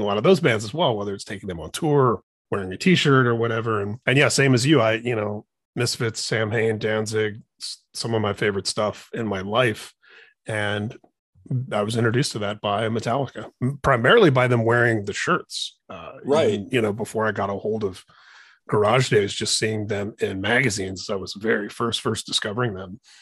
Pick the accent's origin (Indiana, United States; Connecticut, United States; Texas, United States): Indiana, United States; I grew up in Indiana